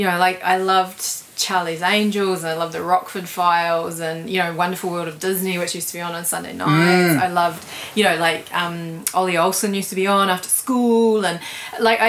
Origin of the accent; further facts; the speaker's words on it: Auckland, New Zealand; I grew up in Glen Innes